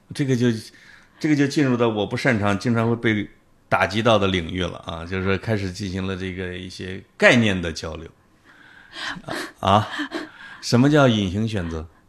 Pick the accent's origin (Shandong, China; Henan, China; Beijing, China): Henan, China; 我最多遇到的就是我跟各省的人在一起的时候，他们一定要对着我讲河南人的段子